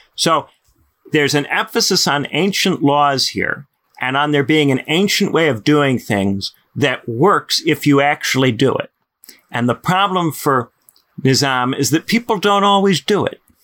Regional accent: United States; I'm American

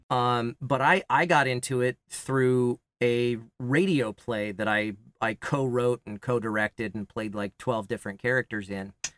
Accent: Kansas, United States; moved away; also born or lived in Los Angeles, California; I grew up in Kansas

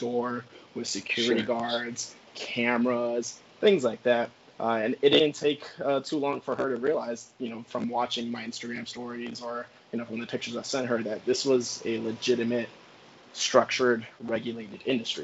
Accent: Pembroke Pines, Florida, United States; moved away as an adult; also born or lived in Virginia; I'm originally from Pembroke Pines, Florida

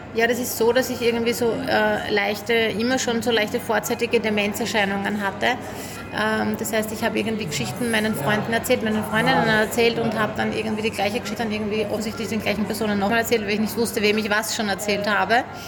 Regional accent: Styria, Austria; ich komme auch aus der Steiermark

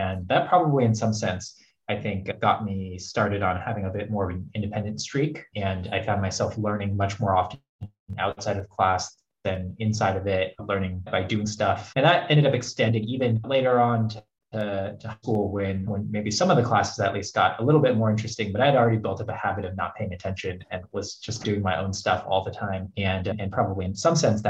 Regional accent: Phoenix, Arizona, United States; English is a second language; also born or lived in Hubei, China; I was born in China in Hubei province. And I came to the US like many people when I was just a kid. I was around six when I came to the US. And grew up in Phoenix

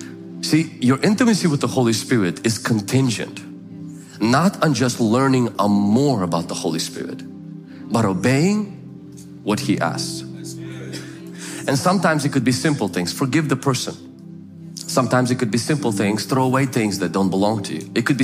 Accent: Ukraine; now in United States; I remember when we came from the Ukraine and I let my cousin borrow my car.

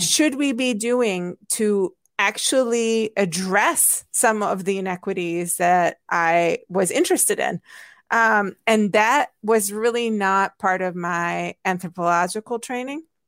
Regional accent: Hungary; English is a second language; moved away; I grew up in Hungary

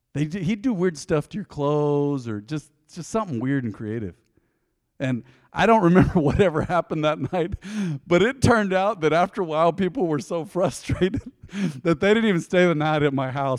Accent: United States; I'm a believer before I'm an American

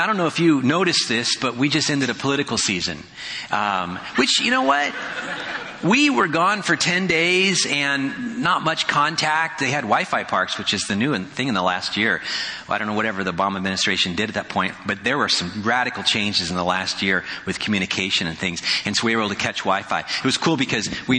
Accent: California, United States; moved away as an adult; also born or lived in Frankfort, Indiana; now in Oregon, United States; Grew up in a Western culture and California

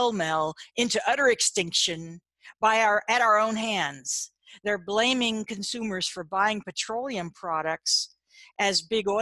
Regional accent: United States; I'm from America

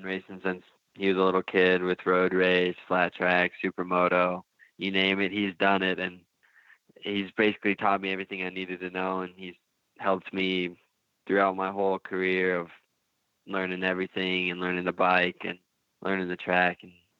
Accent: Sturgis, South Dakota, United States; About 5,000 to 6,000 people here. I mean, it's a small town, and you can probably get from one end to the other in abou

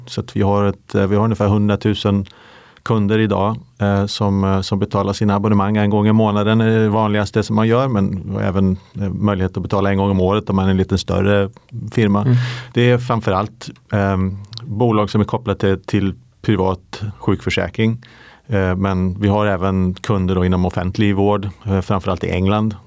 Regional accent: Umeå, Västerbotten County, Sweden; moved away as an adult; now in London, United Kingdom; jag är ju svensk. Jag är, eh, min familj bor i Umeå. Där växte jag upp

